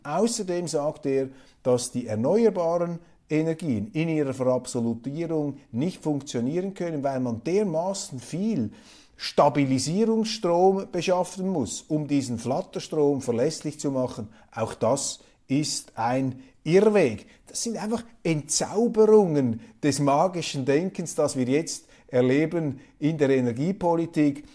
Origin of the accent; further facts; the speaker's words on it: Switzerland; Für mich als Schweizer, als Kleinstaatler